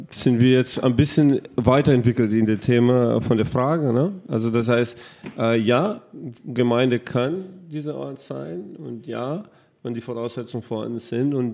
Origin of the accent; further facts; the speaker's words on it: Brazil; German is a second language; das ist keine einfache äh, Community, auch für mich als Brasilianer.